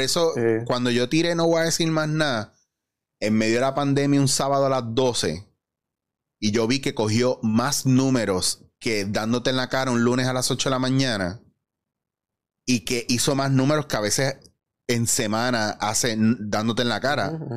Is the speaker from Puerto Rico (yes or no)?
yes; Puerto Rico; Yo me considero súper puertorriqueño y me gusta apoyar el producto local